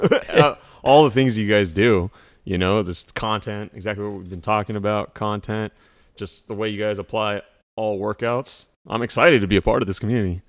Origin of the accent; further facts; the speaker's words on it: South Orange County, California, United States; I was from South Orange County